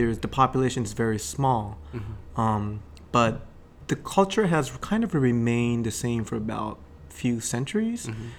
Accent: Gifu, Japan; now in New York, United States; I was brought up in Japan in this little old town in Gifu Prefecture, which is in the middle of the Japanese Big Island.

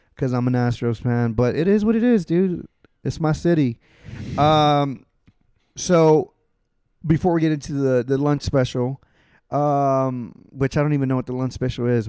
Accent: Houston, Texas, United States; it's my hometown

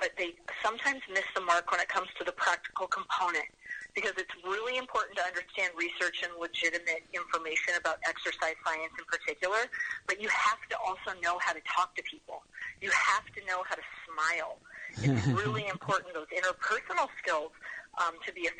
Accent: Los Angeles, California, United States; moved away as an adult; now in Des Moines, United States; I'm actually from Los Angeles, native of Southern California, but I came to Iowa

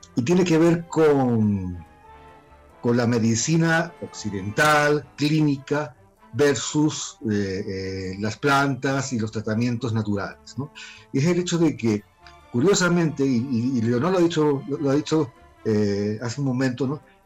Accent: Málaga, Andalusia, Spain; moved away as an adult; now in Peru; Soy español, nacido en, Málaga y vivo en Perú desde hace más de 27 años

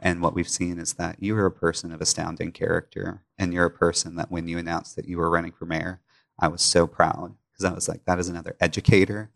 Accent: Pickwick Dam, Tennessee, United States; moved away as an adult; now in Memphis, United States; I grew up in Pickwick Dam, about two hours away

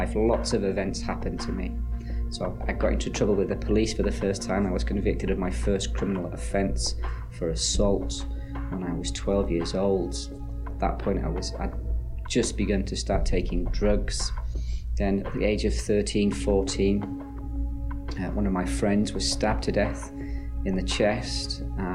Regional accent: Ireland; now in Scotland; I was born in the Republic of Ireland in the early 70s.

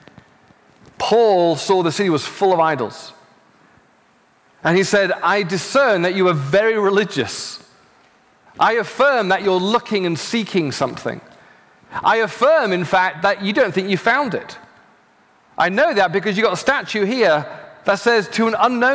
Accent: United Kingdom; now in Los Angeles, United States; I'm from the UK, I'm now an American citizen.

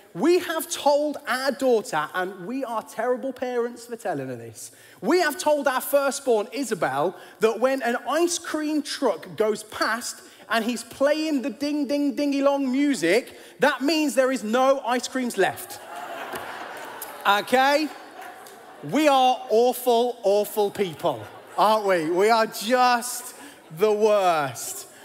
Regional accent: United Kingdom; as British kids

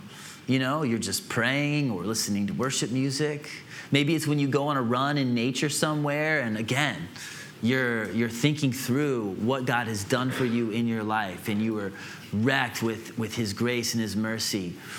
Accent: Atlanta, Georgia, United States; also born or lived in Illinois / Greenville; I grew up in Atlanta and Illinois, and I lived in Greenville for 7 years as a young adult.

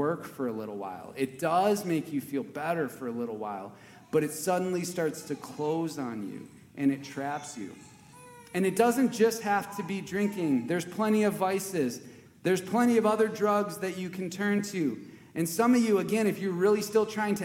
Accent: Wisconsin, United States; I grew up in Wisconsin

